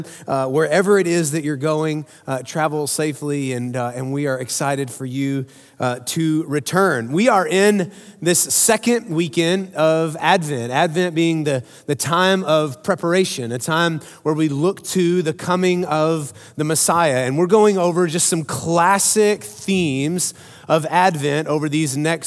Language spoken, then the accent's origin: English; Midland, Texas, United States; I grew up in Midland, Texas. You guys know that. I rep West Texas loud and proud all the time